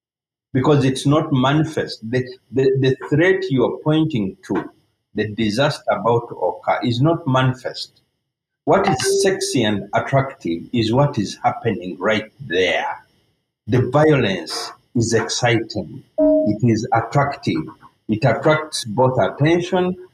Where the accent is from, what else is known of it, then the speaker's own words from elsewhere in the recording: Uganda; I lived through for civil wars and military coups growing up in Uganda